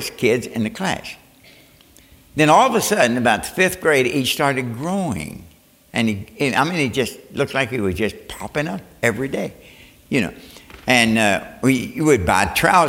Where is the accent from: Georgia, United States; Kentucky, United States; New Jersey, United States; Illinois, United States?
Kentucky, United States; Northwood; I was born in Northwood, Kentucky, a mining town